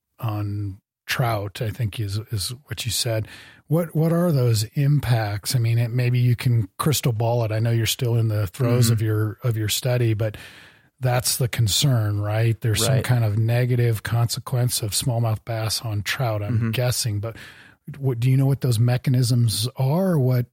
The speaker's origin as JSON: {"language": "English", "region": "Midwest", "country": "United States", "tie": "born or raised there", "said": "I grew up in the Midwest and did some yeah. smallmouth bass fishing"}